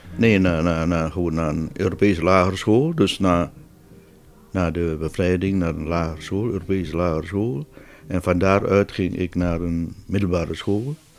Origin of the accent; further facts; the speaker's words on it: Borong, East Java, Indonesia; moved away as an adult; now in Netherlands; Ik ben daar dus niet geboren, maar in Borong. En daar heb ik mijn, ja, mijn hele jeugd doorgebracht.